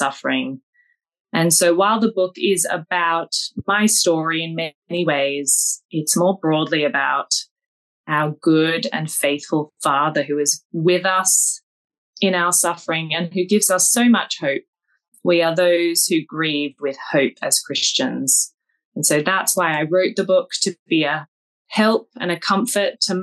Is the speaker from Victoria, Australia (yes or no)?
no; Sydney, New South Wales, Australia; moved away as an adult; also born or lived in Cambridge; now in Philadelphia, United States; I come from Sydney, Australia. But I've worked out that I've now spent over half my life outside of that country. So born there, traveled around as a child, then did all of my high schooling and university there.